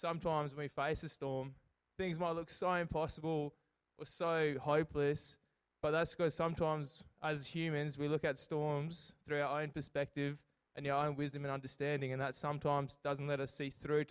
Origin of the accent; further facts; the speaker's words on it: Port Lincoln, South Australia, Australia; moved away; also born or lived in Adelaide; I grew up in Port Lincoln